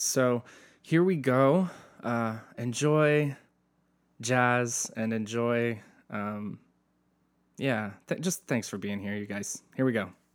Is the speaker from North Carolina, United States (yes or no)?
yes; Asheville, North Carolina, United States; now in Southern California, United States; I'm from Asheville, North Carolina. My world was church